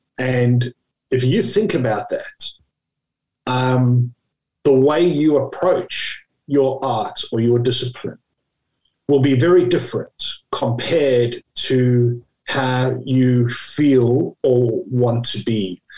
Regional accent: Australia; In Australia, we pronounce his name as Labuschagne

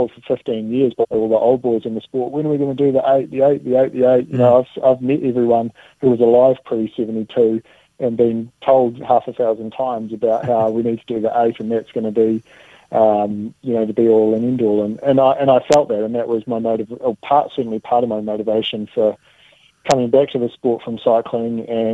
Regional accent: Dunedin, Otago, New Zealand; moved away; my hometown in Dunedin. That's, you know, where my roots are

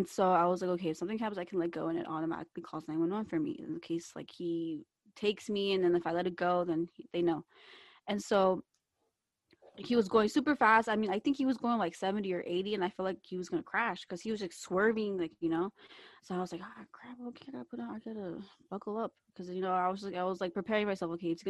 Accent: Kentucky, United States; moved away

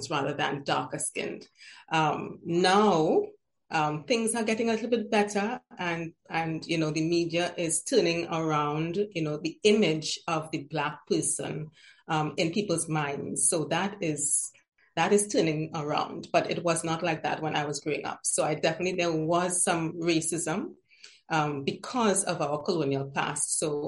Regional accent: Trinidad & Tobago; I am from the beautiful Twin Island Republic of Trinidad and Tobago

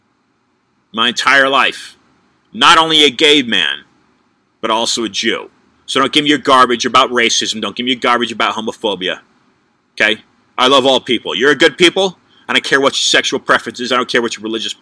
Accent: California, United States; I was born in California

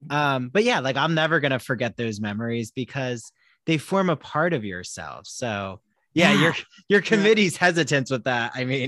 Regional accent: New Jersey, United States; I'm from Jersey and my dad's side still lives in the Bucks County area.

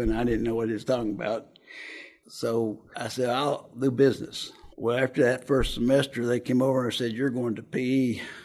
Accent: Jenkins, Kentucky, United States; now in Lexington, United States; I was born in Jenkins, Kentucky in 1946. I was the first year of the baby boomers. My father was a coal miner, and I had a brother and a sister

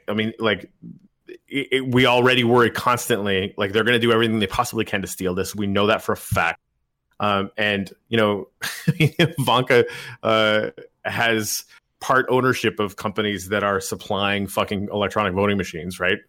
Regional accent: Canada; moved away as an adult; now in United States; I'm Canadian

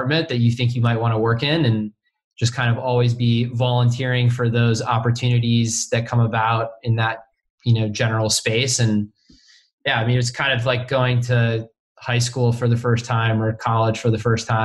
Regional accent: a suburb around Chicago, Illinois, United States; moved away as an adult; also born or lived in Indiana; now in Los Angeles, United States; I grew up in a suburb around Chicago, and then went to Indiana, and then moved out to Los Angeles right after I graduated

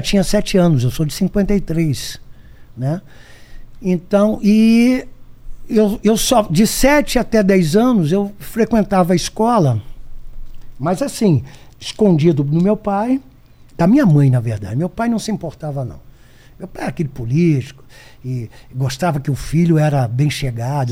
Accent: Brazil; Eu, eu sou brasileiro

